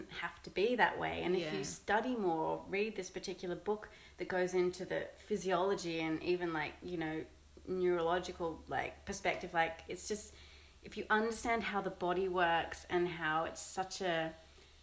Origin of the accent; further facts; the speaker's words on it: Sydney, New South Wales, Australia; moved away; we're originally from Sydney.